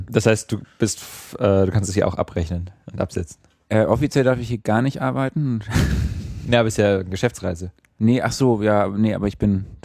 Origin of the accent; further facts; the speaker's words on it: Berlin, Germany; also born or lived in San Francisco; Drei Monate hier in San Francisco. Eigentlich bin ich auch aus Berlin.